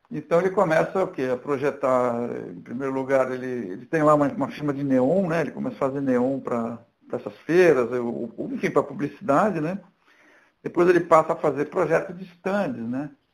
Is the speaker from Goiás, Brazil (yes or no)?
no; Santos, São Paulo, Brazil; Eu sou de Santos, São Paulo